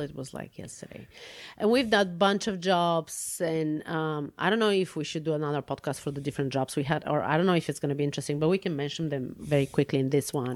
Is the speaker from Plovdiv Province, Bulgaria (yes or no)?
yes; Plovdiv, Plovdiv Province, Bulgaria; moved away as an adult; now in United States; I was born and raised in Bulgaria. Uh, I was born in the city Plovdiv